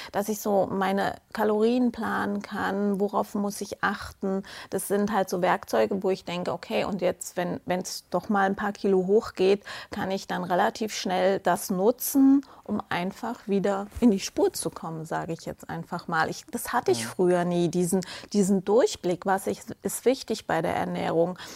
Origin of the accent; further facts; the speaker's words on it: Munich, Bavaria, Germany; komme aus München, bin heute auch angereist aus München direkt